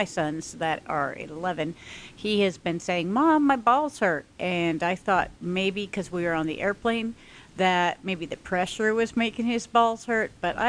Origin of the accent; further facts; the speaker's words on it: Taiwan; moved away; also born or lived in France; stayed with our friends that I grew up with in Taiwan.